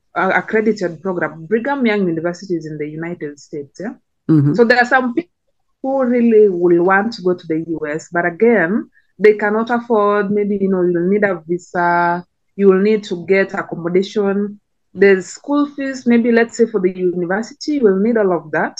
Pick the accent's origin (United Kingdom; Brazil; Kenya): Kenya; So like my country, I come from Kenya.